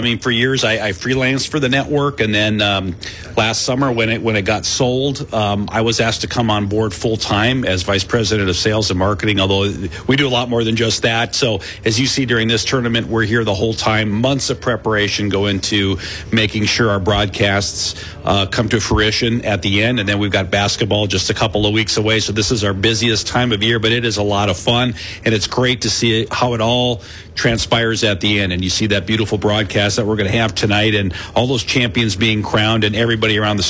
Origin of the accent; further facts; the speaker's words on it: Michigan, United States; now in Iowa, United States; I came from Northern Michigan. Wrestling was we had it, but it wasn't like it is here in Iowa.